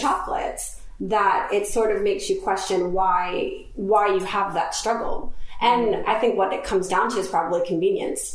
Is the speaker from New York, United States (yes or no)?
no; Florida, United States; moved away as an adult; now in London, United Kingdom; I'm from Florida, and I was living in Florida